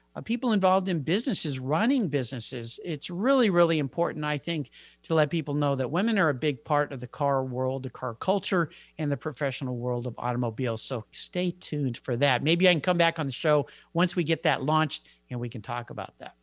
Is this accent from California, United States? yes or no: yes; San Diego, California, United States; my hometown, I grew up in San Diego